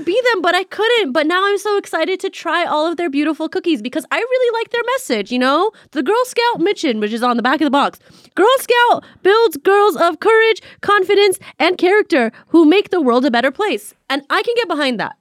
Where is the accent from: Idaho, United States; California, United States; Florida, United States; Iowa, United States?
California, United States; Beverly Hills; I grew up in Beverly Hills